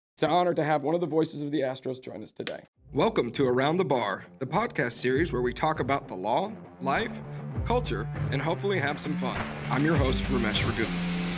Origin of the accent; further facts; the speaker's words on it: Sugar Land, Texas, United States; also born or lived in Youngstown, Ohio; I was born in Youngstown, Ohio, but I'm from Texas, that's, I'm from Houston, you know, and I grew up in Sugarland